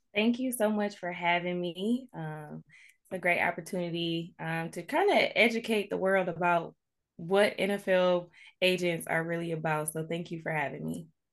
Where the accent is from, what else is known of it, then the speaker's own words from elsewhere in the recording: Farmington Hills, Michigan, United States; moved away as an adult; born and raised in Metro Detroit, um, I've recently moved back to, uh, the area in twenty nineteen. Um, I grew up in Farmington Hills, Michigan